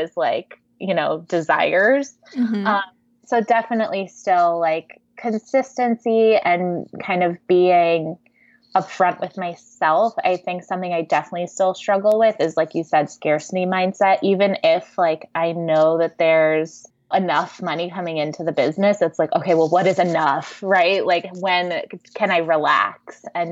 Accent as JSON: {"language": "English", "region": "East Coast", "country": "United States", "tie": "born or raised there", "moved": "as an adult", "lives_now": "California, United States", "said": "move to California, because I grew up on the East Coast"}